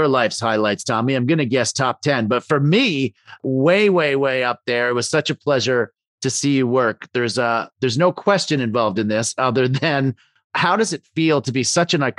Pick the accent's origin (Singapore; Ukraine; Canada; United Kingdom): Canada; I'm from Canada there